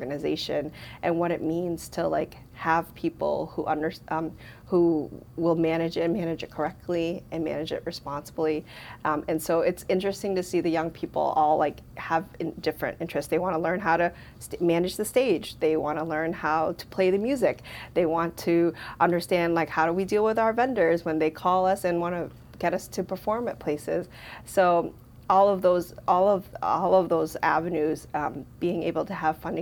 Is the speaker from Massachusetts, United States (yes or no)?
yes; Lowell, Massachusetts, United States; born or raised there